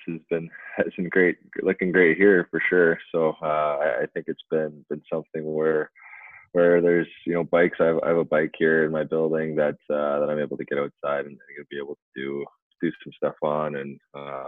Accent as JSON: {"language": "English", "town": "Surrey", "region": "British Columbia", "country": "Canada", "tie": "born or raised there", "moved": "yes", "said": "I grew up in Vancouver"}